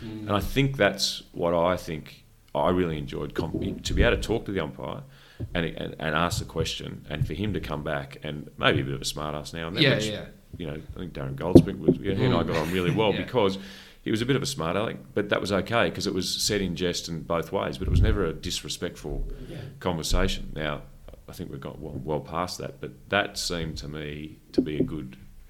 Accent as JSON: {"language": "English", "town": "Canberra", "region": "Australian Capital Territory", "country": "Australia", "said": "So you're in a new city. I came from Canberra."}